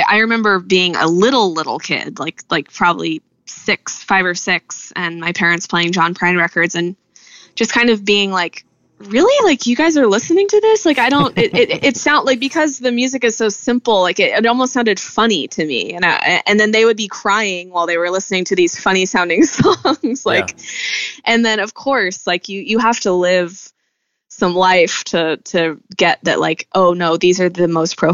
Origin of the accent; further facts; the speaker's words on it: Texas, United States; moved away as an adult; Texas just is such a huge part of me, and it's my home. It's where I grew up